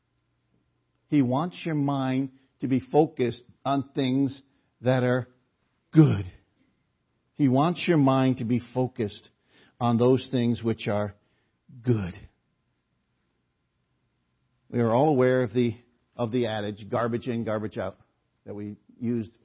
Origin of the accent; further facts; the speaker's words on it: New Haven, Connecticut, United States; growing up in the Gospel Hall on Newhall Street in New Haven